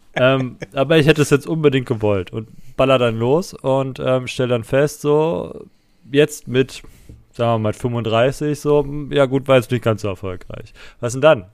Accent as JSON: {"language": "German", "region": "eastern Germany", "country": "Germany", "said": "hier bei uns im Osten."}